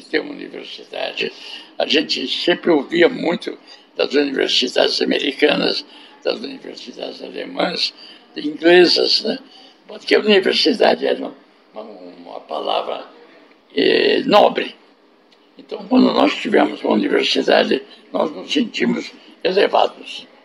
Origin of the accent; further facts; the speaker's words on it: São Paulo, Brazil; also born or lived in Piracicaba; eu sou paulistano